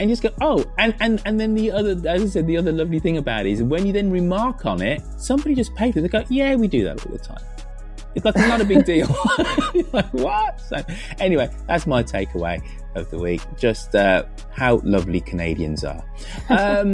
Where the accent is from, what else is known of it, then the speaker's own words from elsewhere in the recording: England, United Kingdom; being English and black in the 1970s